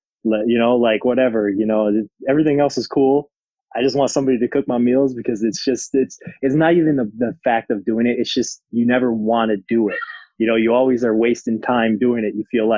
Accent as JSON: {"language": "English", "town": "Cadillac", "region": "Michigan", "country": "United States", "tie": "born or raised there", "also_born_or_lived": "Germany", "moved": "as an adult", "said": "Back in Cadillac. I'm getting old now, man. I'm 29. So it's been a while, but, I grew up in a very basketball family."}